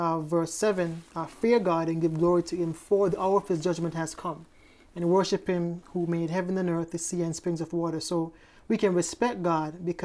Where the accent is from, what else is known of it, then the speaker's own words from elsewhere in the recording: Hanover Parish, Jamaica; I'm from Jamaica, Parish of Hanover in Jamaica